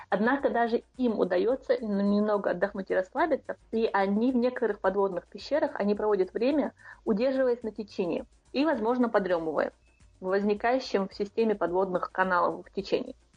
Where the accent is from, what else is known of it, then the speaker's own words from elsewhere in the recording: Shatoy, Chechnya, Russia; Чисто из-за того, что я из Шатоя, а шатоевский хлеб, как вы знаете, очень самый вкусный.